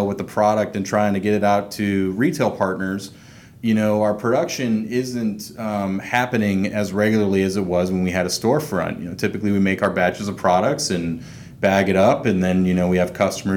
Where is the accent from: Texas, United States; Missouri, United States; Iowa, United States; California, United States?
Missouri, United States; St. Louis; moved away as an adult; also born or lived in Chicago, United States; now in Atlanta, United States; bouncing back to my hometown of St. Louis